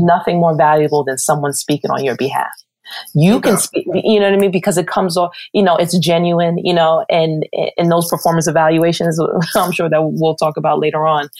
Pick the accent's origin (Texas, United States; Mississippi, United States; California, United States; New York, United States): New York, United States; New York City; being a New Yorker, I kind of took advantages of growing up in the Garden